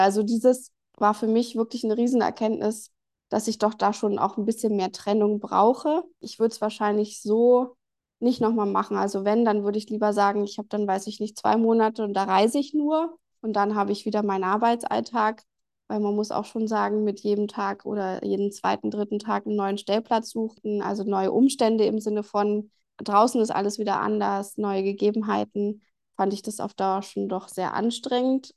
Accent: Germany; bei uns in Deutschland

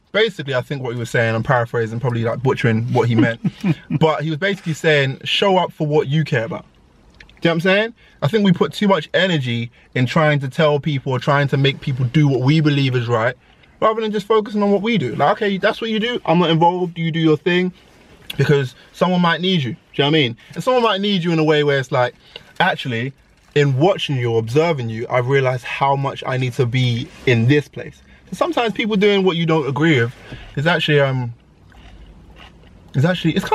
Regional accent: London, United Kingdom; so I'm from East technically, and it's actually North East London

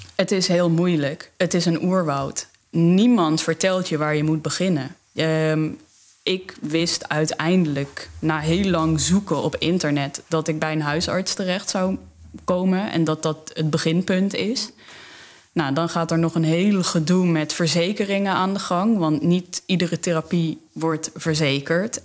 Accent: South Limburg, Netherlands; moved away as an adult; also born or lived in Amsterdam; ik uit Zuid-Limburg kom

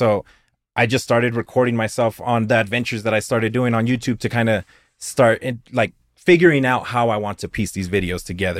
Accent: Clovis, New Mexico, United States; I've been here my whole life, I was born in Clovis

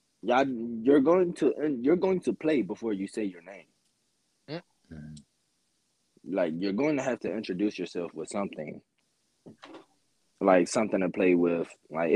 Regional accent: Washington, District of Columbia, United States; moved away

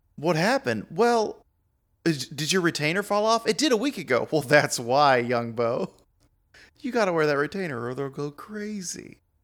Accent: the South, United States; myself being a Southerner

